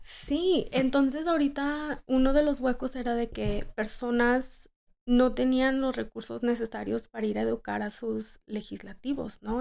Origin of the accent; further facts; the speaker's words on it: Los Angeles, California, United States; also born or lived in Colorado; regresar a Los Ángeles y desarrollar pues de donde soy